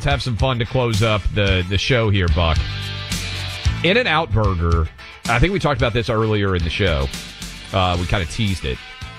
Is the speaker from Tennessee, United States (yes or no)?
yes; Franklin, Tennessee, United States; they are moving their East Coast headquarters to Franklin, Tennessee, I believe, and that is my hometown